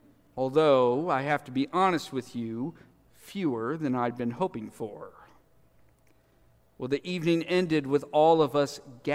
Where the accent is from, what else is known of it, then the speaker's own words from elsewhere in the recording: Southeast Missouri, United States; I grew up in Southeast Missouri. I love Southeast Missouri.